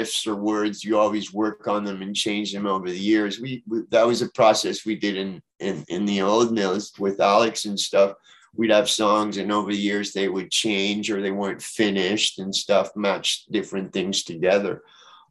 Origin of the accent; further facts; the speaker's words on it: Montreal, Quebec, Canada; growing up in Montreal, there's an English-French thing going on too